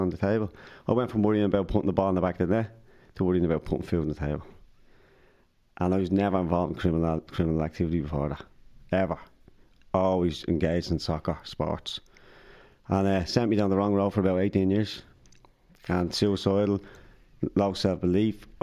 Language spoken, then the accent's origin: English; Dublin, Leinster, Ireland; I grew up in Dardale, in the north side of Dublin